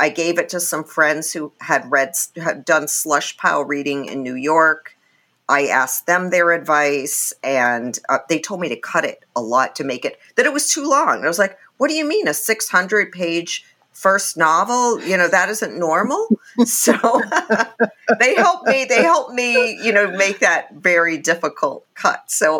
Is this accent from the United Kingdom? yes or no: yes; England, United Kingdom; born there; I was born in England. My dad is from India. My mom is from Germany.